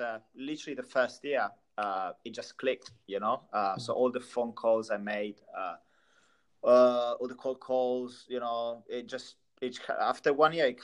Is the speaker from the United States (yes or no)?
no; Italy; English is a second language; moved away as an adult; also born or lived in London; I'm Italian, first of all. So grew up in Italy, I lived there since I was 23, 24